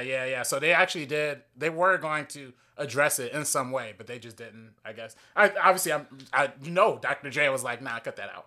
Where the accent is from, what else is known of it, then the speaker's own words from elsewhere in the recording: Compton, California, United States; I grew up in Compton